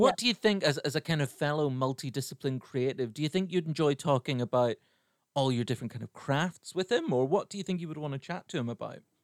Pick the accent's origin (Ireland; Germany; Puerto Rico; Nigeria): Ireland; growing up in Ireland